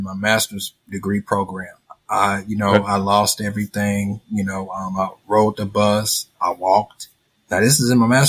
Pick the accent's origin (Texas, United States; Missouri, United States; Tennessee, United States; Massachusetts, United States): Missouri, United States; St. Louis; I'm from St. Louis, Missouri.